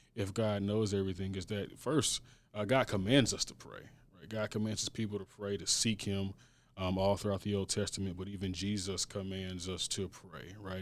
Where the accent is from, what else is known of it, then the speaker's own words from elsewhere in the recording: St. Louis, Missouri, United States; born and raised in Saint Louis, graduated from an S L P S high school